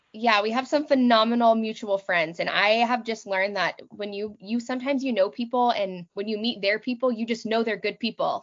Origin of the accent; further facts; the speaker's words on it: Texas, United States; moved away as an adult; also born or lived in New York / Boston / Austin, Texas / southern Manitoba, Canada; now in Manitoba, Canada; I was born and raised in Texas